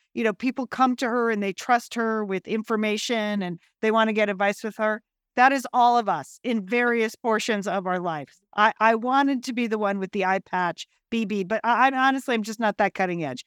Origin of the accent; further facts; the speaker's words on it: Connecticut, United States; We grew up in Connecticut.